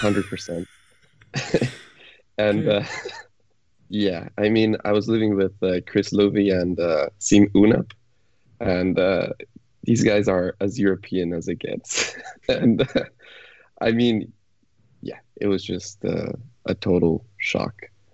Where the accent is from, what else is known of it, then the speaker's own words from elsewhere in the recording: Mexico; moved away; no, I'm from Mexico.